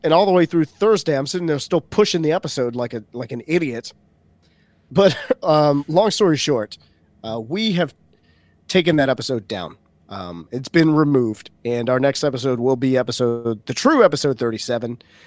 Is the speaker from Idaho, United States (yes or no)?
no; Baton Rouge, Louisiana, United States; Baton Rouge, Louisiana, which is my hometown